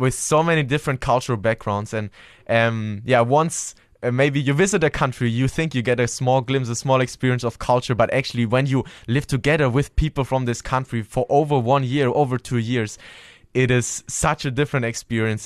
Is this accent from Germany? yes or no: yes; Germany; moved away; I'm coming from Germany.